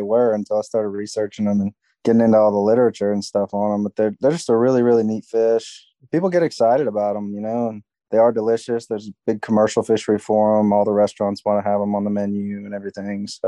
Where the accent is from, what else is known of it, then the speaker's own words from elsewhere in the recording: Mobile, Alabama, United States; I grew up in Mobile, Alabama, which is the major city that's about 30 miles north of Dauphin Island